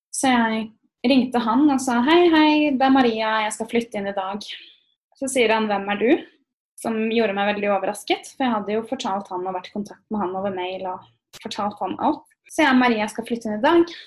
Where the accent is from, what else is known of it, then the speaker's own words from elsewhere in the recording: Norway; moved away as an adult; also born or lived in Berkeley, United States; now in United States; vi nordmenn